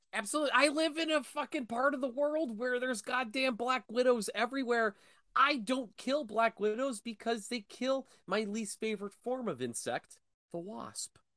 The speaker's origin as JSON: {"language": "English", "town": "Erie", "region": "Pennsylvania", "country": "United States", "said": "I'm from Erie, Pennsylvania"}